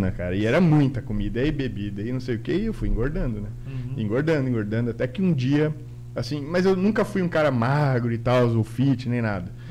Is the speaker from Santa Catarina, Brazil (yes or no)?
yes; Guaramirim, Santa Catarina, Brazil; also born or lived in Peru; Aí, enfim, se apaixonaram e eu nasci lá, eu nasci no Peru. E, Peruano, então. É, e eu com nove meses já vim para Guaramirim, né? A gente já veio para o Brasil e tal.